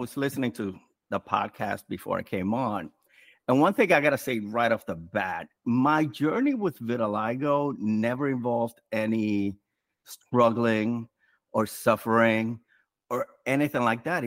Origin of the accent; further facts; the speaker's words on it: New York City, New York, United States; I'm from New York City, from the Bronx specifically.